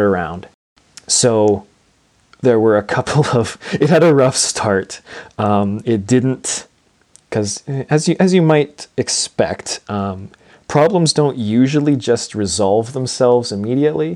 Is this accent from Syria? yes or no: no; Portage la Prairie, Manitoba, Canada; in the Portage La Prairie School Division, so my hometown